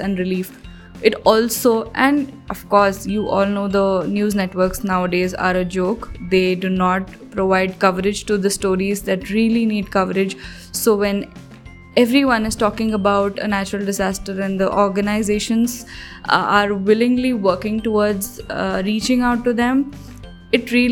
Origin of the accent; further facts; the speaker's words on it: Hyderabad, Telangana, India; I am from Hyderabad